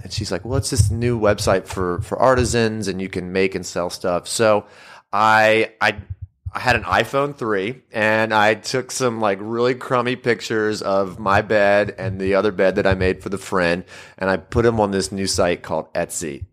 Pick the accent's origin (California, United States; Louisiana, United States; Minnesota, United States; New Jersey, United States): Louisiana, United States; also born or lived in Mississippi; moved back to my home state of Louisiana